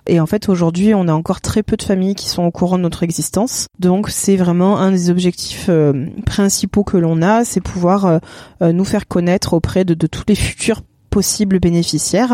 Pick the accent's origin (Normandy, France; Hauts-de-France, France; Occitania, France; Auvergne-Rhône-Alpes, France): Normandy, France; moved away as an adult; also born or lived in Cavaillon / Salon-de-Provence; now in Provence, France; je ne suis pas du sud, je suis de Normandie